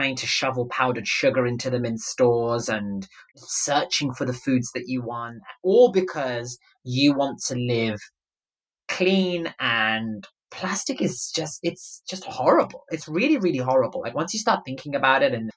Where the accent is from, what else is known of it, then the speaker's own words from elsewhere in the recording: London, United Kingdom; I grew up in London